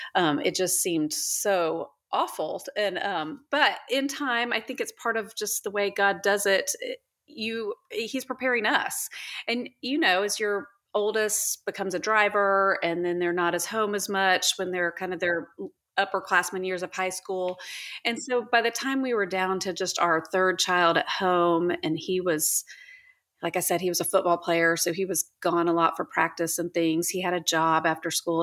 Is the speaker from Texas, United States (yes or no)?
yes; Houston, Texas, United States; also born or lived in Oklahoma; now in Dallas, United States; I'm from Houston